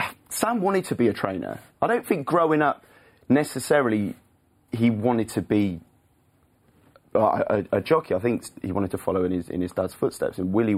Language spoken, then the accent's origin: English; the Cotswolds, South West England, United Kingdom; growing up in the Cotswolds. I think, you know, that's a lovely part of the world and it's a massive racing hotspot, especially for obviously jump racing.